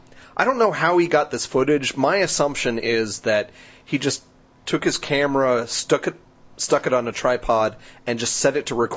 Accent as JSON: {"language": "English", "region": "New Jersey", "country": "United States", "moved": "yes", "lives_now": "San Antonio, United States", "said": "I'm from New Jersey."}